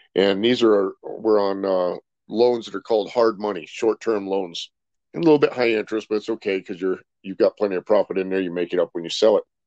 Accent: Rancho Cucamonga, California, United States; also born or lived in Billings, Montana; Pretty much grew up there in California, out in the Rancho Cucamonga area

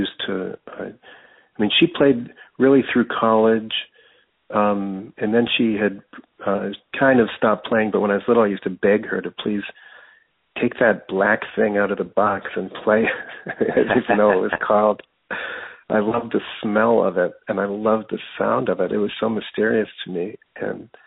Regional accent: Denver, Colorado, United States; moved away as an adult; also born or lived in Brooklyn; I wasn't born in Denver, but I was raised mostly in Denver

